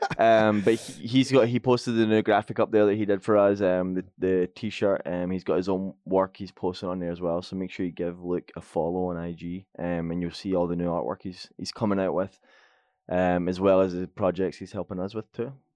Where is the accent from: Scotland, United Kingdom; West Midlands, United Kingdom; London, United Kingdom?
Scotland, United Kingdom; I'm Scottish